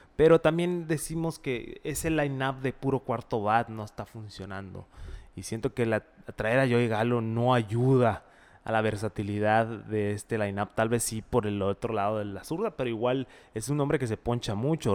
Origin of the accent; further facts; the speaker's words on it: Mexico; como mexicanos